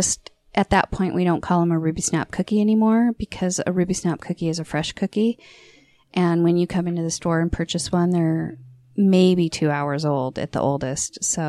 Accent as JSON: {"language": "English", "country": "Saudi Arabia", "tie": "born or raised there", "also_born_or_lived": "Arizona", "lives_now": "Utah, United States", "said": "I was born in Arizona. I grew up in Saudi Arabia. And then I came here for school."}